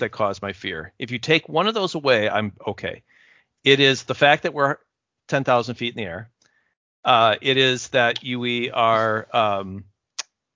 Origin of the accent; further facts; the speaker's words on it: Wisconsin, United States; I'm from Wisconsin